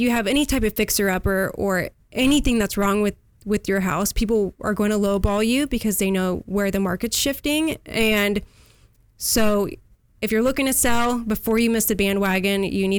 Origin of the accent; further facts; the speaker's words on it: Huntington Beach, California, United States; Yes, I was born in Huntington Beach. The furthest south I've made it is now in San Clemente. I'm raising my family here.